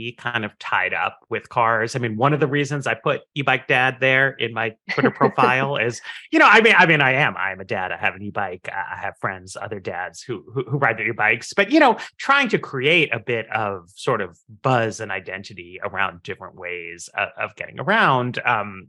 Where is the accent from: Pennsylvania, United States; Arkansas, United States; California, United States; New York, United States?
New York, United States; New York City; moved away; I grew up in Manhattan